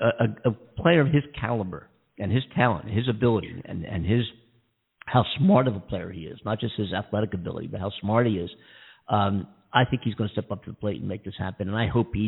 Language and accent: English; Philadelphia, Pennsylvania, United States; now in Los Angeles, United States; I am from Philadelphia. I'm from Philadelphia.